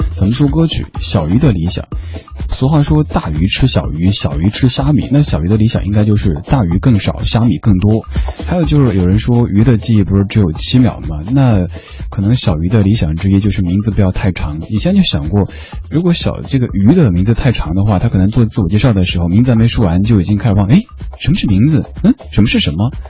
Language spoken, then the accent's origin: Chinese; Shanghai, China; also born or lived in Chengdu, Sichuan; 我老家在成都，小时候生活的地方是上海